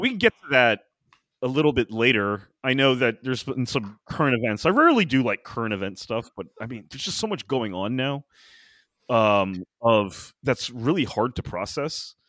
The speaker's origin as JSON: {"language": "English", "country": "United States", "said": "as an American"}